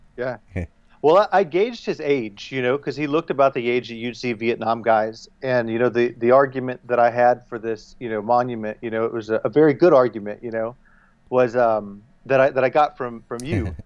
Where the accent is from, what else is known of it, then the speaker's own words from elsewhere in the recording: the South, United States; I'm from the South, you know, I'm a Southerner.